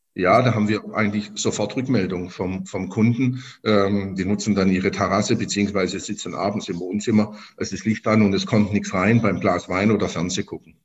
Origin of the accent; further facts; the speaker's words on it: Stuttgart, Baden-Württemberg, Germany; moved away as an adult; now in Zweibrücken, Germany; ich komme gebürtig aus Stuttgart, bin auch dort geboren